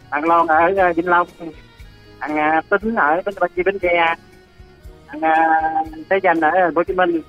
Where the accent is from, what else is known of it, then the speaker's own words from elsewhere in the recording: Long An, Vietnam; ở quê ở Long